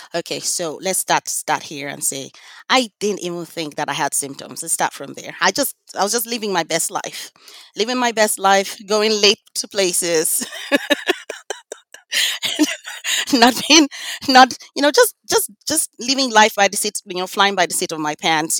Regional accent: Lagos, Nigeria; now in United States; I grew up in Lagos, Nigeria

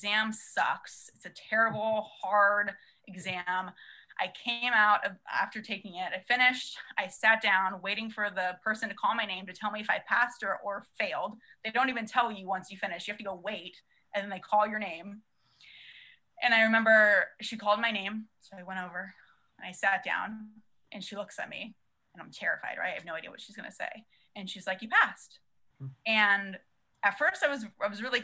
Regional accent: San Diego, California, United States; I'm from San Diego, born and raised, and went to SDSU

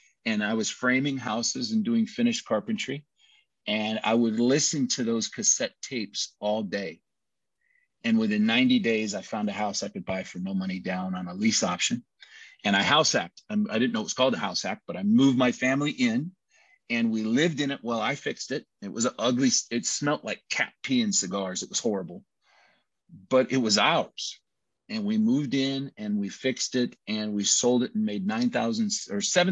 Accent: United States; also born or lived in Brazil; I'm American

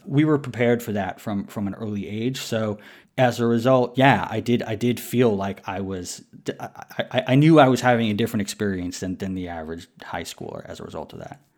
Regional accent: New York City, New York, United States; also born or lived in Queens; I was born in New York City

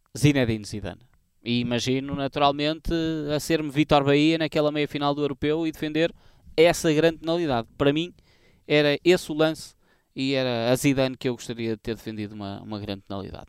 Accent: Portugal; a minha terra natal, para a minha turma da escola

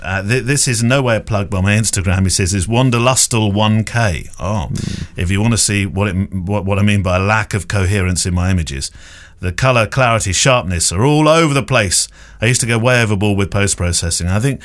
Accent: San Antonio, Texas, United States; Sorry for the cheesy greeting, but I am from San Antonio, Texas, so I'm allowed to.

